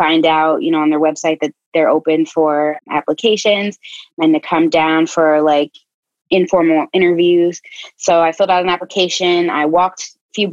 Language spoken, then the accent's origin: English; Chicago, Illinois, United States; moved away; also born or lived in North Carolina; Originally from Chicago, but I lived in North Carolina for about 8 years